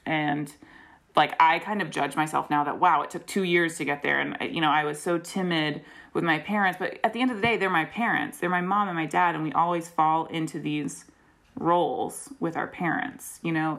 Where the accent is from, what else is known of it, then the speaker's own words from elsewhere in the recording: Greensboro, North Carolina, United States; moved away; I grew up in Greensboro and then moved back for grad school